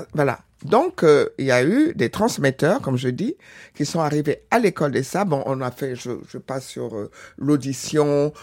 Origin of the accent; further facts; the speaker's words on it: Benin; now in Senegal; j'ai jamais oublié ma, nationalité, mon origine du Bénin